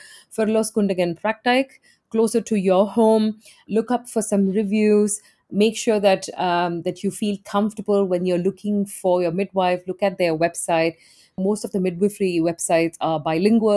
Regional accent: India; moved away as an adult; now in Netherlands; I'm originally from India and I've lived outside of India for close to 20 years now.

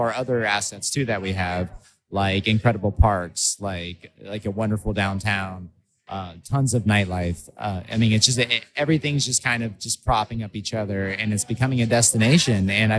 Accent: Middletown, Ohio, United States; I'm from Middletown

